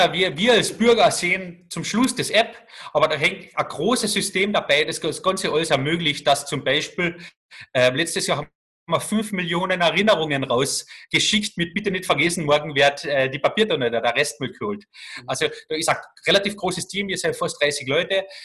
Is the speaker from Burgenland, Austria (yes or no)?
no; Carinthia, Austria; Als, als Kärntner hast du natürlich immer einen gewissen Bonus.